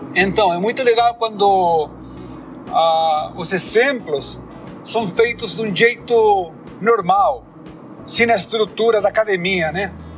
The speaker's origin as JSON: {"language": "Portuguese", "country": "Chile", "said": "sou chileno, moro na cidade de Santiago"}